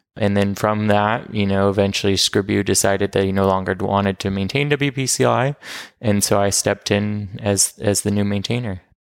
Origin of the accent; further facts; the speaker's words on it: Portland, Oregon, United States; also born or lived in New York; I'm from Portland, Oregon.